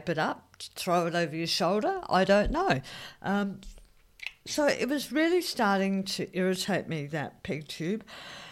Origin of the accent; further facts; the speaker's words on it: Australia; I'm an Australian. I love my big gutsy reds. I love wine. I love sparkling wine. You know, we have a bit of a drinking culture here. And, yeah, that's what I was brought up